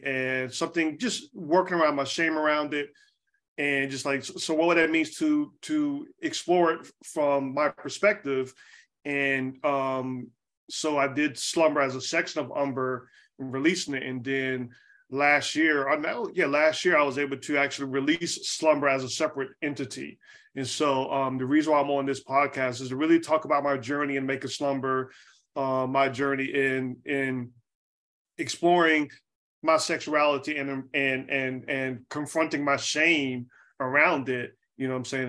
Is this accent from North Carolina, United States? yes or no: yes; Charlotte, North Carolina, United States; moved away as an adult; also born or lived in Atlanta; now in Oakland, United States; I'm from Charlotte, North Carolina. I grew up in, you know, North Carolina